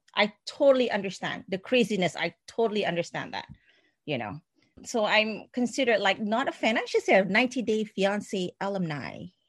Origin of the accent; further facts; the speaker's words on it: Singapore; moved away as an adult; I am a Singaporean and I, I um, I've been here for 20 years